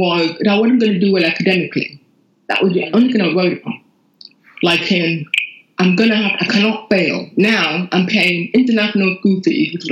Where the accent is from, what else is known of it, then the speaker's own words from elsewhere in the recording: Lagos, Nigeria; moved away as an adult; I grew up in Nigeria, Lagos, Nigeria, up until when I was 19 when I came here.